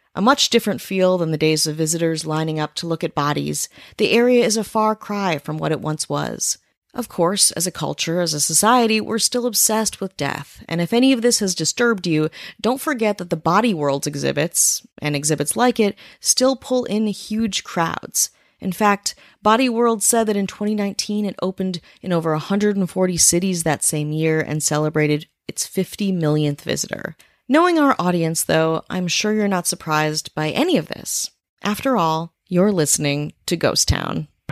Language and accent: English; Wisconsin, United States; my hometown in Wisconsin